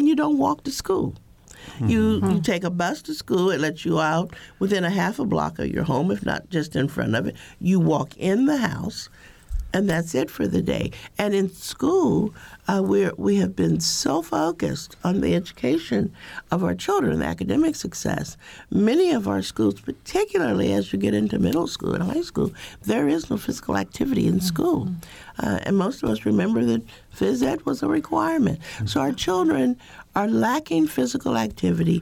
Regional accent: Indiana, United States; I grew up in Indiana

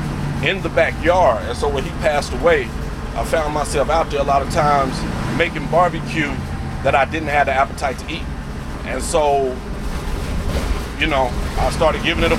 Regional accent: Paris, United States; my hometown of Paris

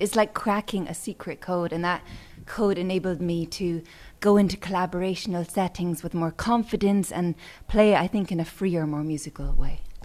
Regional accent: Edinburgh, Scotland, United Kingdom; moved away; I'm from Edinburgh, Scotland

